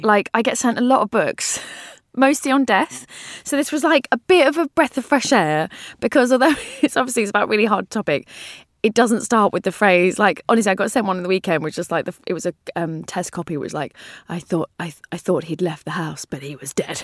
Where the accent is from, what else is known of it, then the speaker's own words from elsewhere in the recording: London, United Kingdom; I grew up in North London